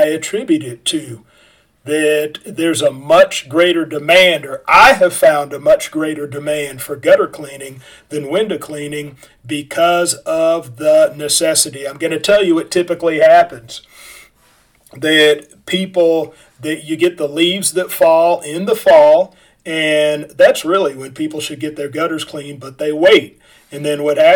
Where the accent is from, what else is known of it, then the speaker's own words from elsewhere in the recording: Kansas City, United States; moved away; I'm originally from Kansas City, and I moved my family back up here in 2012.